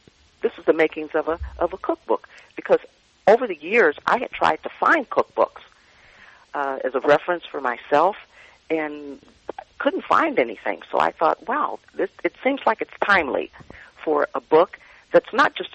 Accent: Chicago, Illinois, United States; now in South Carolina, United States; I'm originally from Chicago

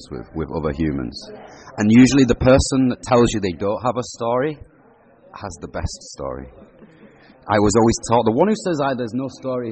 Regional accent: Huddersfield, Yorkshire and the Humber, United Kingdom; I grew up in Huddersfield. I lived in a pub

